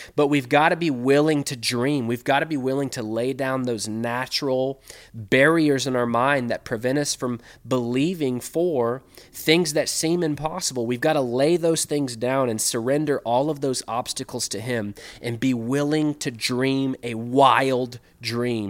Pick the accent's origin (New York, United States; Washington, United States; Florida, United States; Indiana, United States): Washington, United States; Seattle; now in Mobile, Alabama, United States; When I grew up in Seattle, Washington